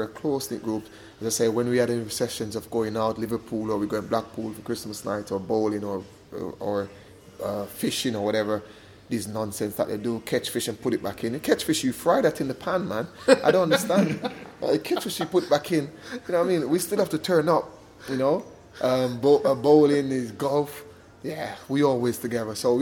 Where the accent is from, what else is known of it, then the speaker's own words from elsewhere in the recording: Jamaica; moved away; growing up in Jamaica